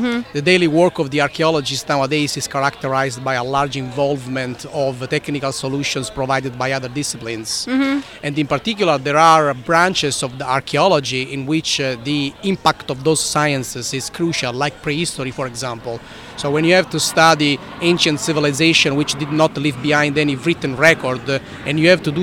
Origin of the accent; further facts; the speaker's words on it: Sicily, Italy; accent: Italian; English is a second language; moved away as an adult; now in Tampa, United States; Sicily, which is the country from which I come from, as uh-huh. you can tell from my tough Italian accent